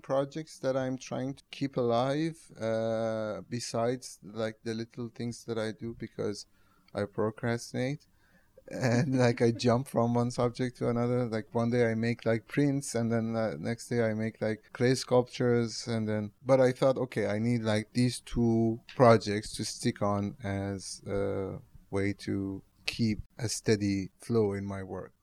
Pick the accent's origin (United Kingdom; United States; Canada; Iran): Iran; Tehran, Tehran Province; now in Rotterdam, Netherlands; I'm from Tehran.